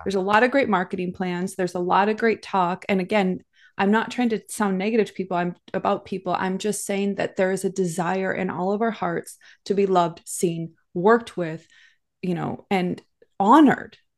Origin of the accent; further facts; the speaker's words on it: Minnesota, United States; moved away as an adult; also born or lived in California / Hawaii; So I grew up in the Midwest in a farm town in the middle of nowhere